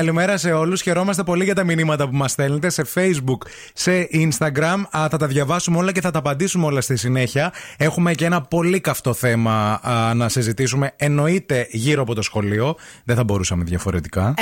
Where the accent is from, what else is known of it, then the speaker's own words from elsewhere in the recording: Michaniona, Central Macedonia, Greece; Έφυγα από Μηχανιώνα